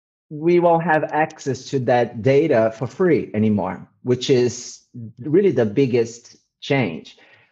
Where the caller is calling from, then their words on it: Eindhoven, North Brabant, Netherlands; I'm in Eindhoven, the south of the Netherlands, from lockdown.